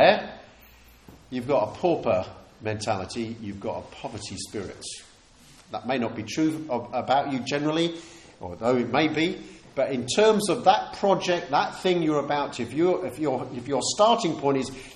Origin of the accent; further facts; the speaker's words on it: United Kingdom; We're humble British people